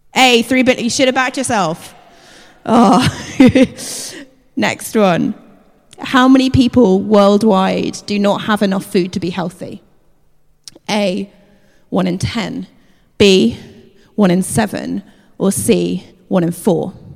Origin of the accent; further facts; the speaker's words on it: United Kingdom; we're British